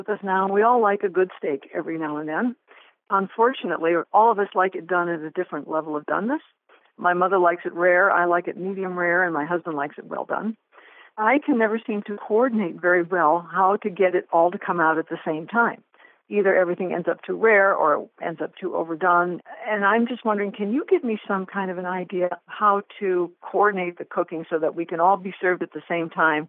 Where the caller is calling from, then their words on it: Toledo, Ohio, United States; Toledo, Ohio.